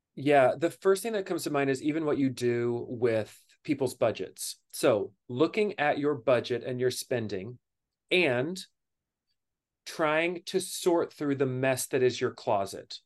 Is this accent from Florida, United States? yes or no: no; Kentucky, United States; now in New York City, United States; I grew up in Kentucky.